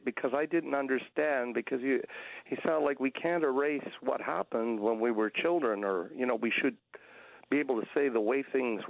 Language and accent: English; Canada; I'm a Canadian